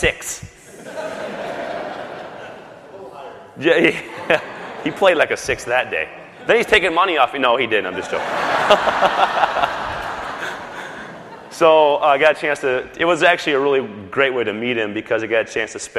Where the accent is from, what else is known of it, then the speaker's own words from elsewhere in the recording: South Dakota, United States; I grew up in South Dakota